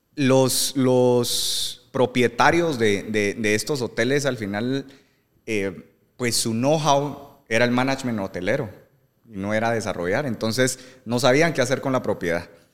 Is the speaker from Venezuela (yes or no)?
no; Guatemala; soy Chapín